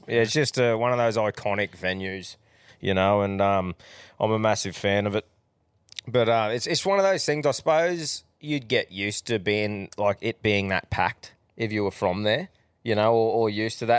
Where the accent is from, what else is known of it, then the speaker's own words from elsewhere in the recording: Australia; as an Australian